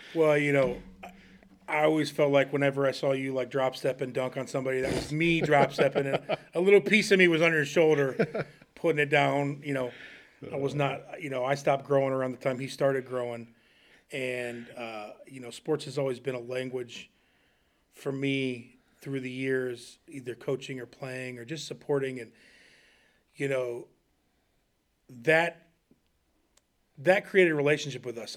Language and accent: English; Smithville, Ohio, United States; also born or lived in Akron, Ohio; I moved from Akron to Wayne County, uh, in fourth grade, ten years old, and, uh, so I moved to, uh, Smithville